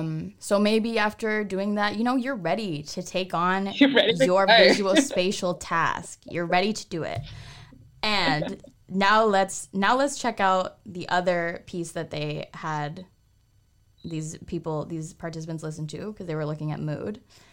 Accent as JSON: {"language": "English", "town": "Toronto", "region": "Ontario", "country": "Canada", "said": "I listen to … because I'm from Toronto."}